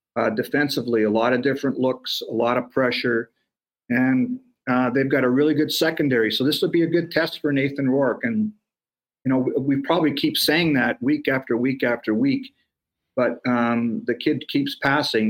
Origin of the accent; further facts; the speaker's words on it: Canada; as a Canadian